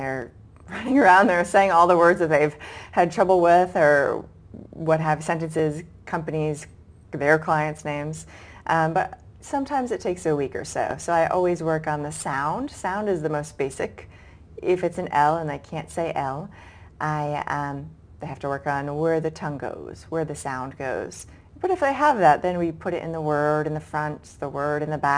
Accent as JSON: {"language": "English", "town": "Boston", "region": "Massachusetts", "country": "United States", "said": "And along the way, I was originally from Boston, and I went to graduate school in southern Georgia."}